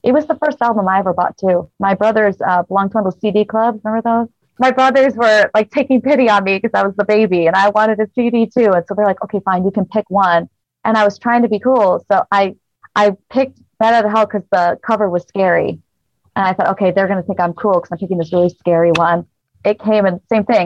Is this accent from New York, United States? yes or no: yes; Rochester, New York, United States; moved away as an adult; now in Las Vegas, United States; I'm originally from Rochester, New York